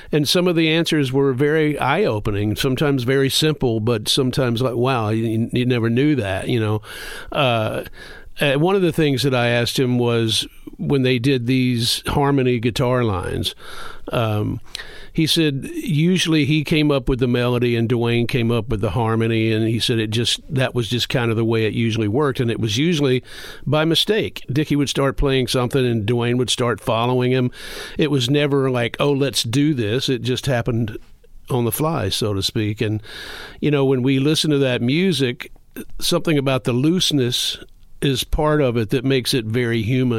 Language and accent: English; the South, United States; Growing up in the South, I was much more